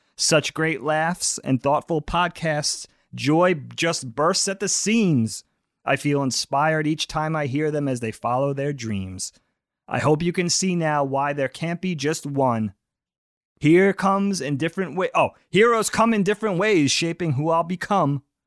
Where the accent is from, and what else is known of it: Suffolk County, Long Island, New York, United States; born or raised there; also born or lived in Albertson, Nassau County, New York